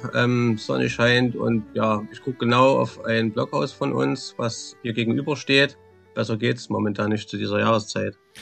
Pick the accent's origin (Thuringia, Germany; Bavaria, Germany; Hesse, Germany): Thuringia, Germany; East; accent: Thuringian dialect; moved away as an adult; also born or lived in Swedish Lapland; now in Sweden; Ich bin da geboren in Ostthüringen, man hört's ja vom Dialekt mit Sicherheit